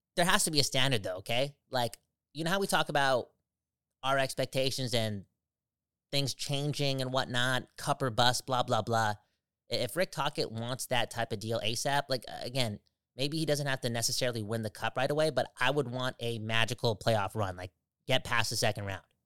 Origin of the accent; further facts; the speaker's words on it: Canada; I'm Canadian. I am Canada